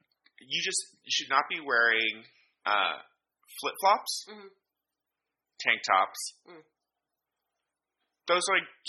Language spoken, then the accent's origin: English; California, United States; now in New York, United States; I come from California